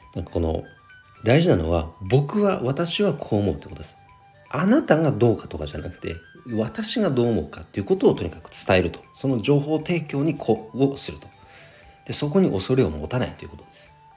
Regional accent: Nagano, Japan; 地元長野県

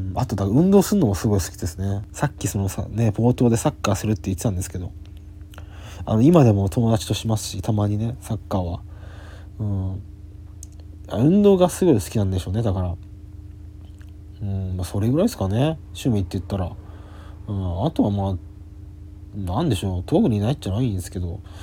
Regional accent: Yamagata, Japan; 僕は山形出身なんですよ

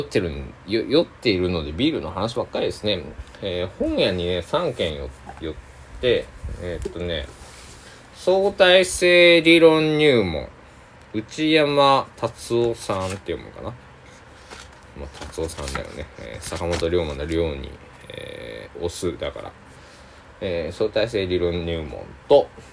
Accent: Tosa, Kochi, Japan; 僕は高知県民高知県 土佐、えー、出身っていうこともああって

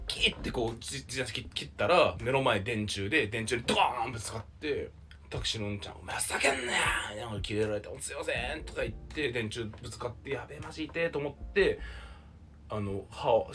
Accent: Kyushu, Japan; moved away; 九州出身だから芋焼酎なんです

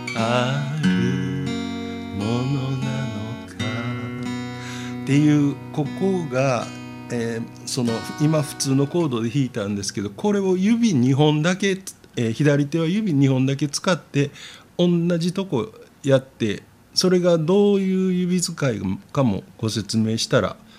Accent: Osaka, Japan; 大阪人の私は右にこうポッと立つ

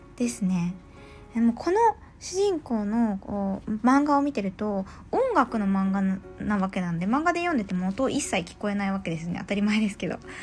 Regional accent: Yamagata, Japan; 私、東北出身なので、まあ、山形出身なので

